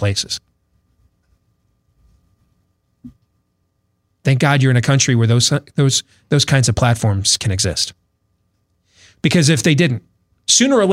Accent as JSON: {"language": "English", "town": "Des Moines", "region": "Iowa", "country": "United States", "tie": "born or raised there", "said": "I was on a show here in Des Moines yesterday in my hometown"}